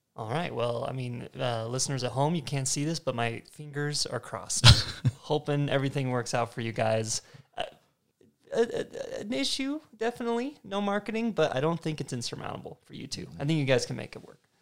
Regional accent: Arizona, United States; moved away as an adult; also born or lived in Idaho; I'm originally from Arizona. I actually went to uh, high school with Dan

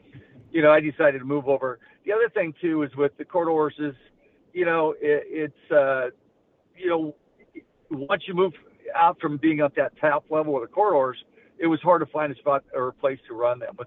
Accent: Lakewood, California, United States; also born or lived in Oklahoma; I grew up pretty much in Lakewood, even though I'm from Oklahoma

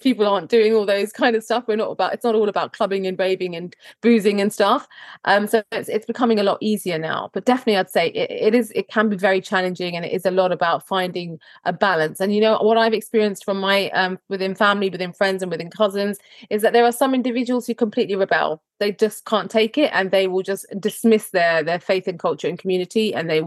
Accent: Croydon, London, United Kingdom; you're born and raised in Croydon and you go to state school

